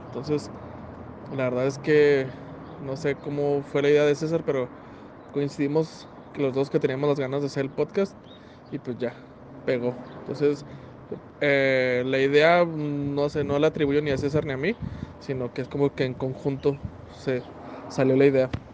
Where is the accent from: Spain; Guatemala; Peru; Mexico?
Mexico; Ciudad Juárez, Chihuahua; also born or lived in Parral, Chihuahua; Llevo 26 años viviendo aquí en Ciudad Juárez